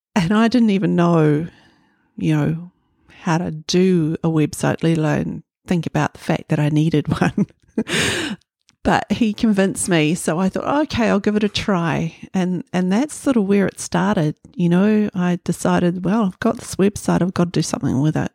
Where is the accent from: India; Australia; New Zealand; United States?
New Zealand; Kohukohu, Northland; also born or lived in Kaitaia; now in Auckland, New Zealand; I was born in Kaitaia. I grew up in a little town, Kahu Kahu, on Hokianga Harbour